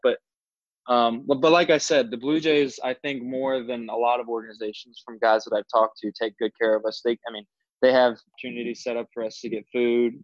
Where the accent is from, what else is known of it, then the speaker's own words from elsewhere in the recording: Orlando, Florida, United States; also born or lived in Alabama; I was born and raised in Orlando, Florida